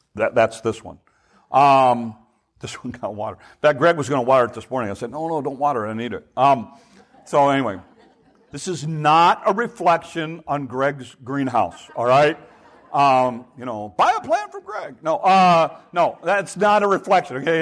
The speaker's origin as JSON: {"language": "English", "country": "United States"}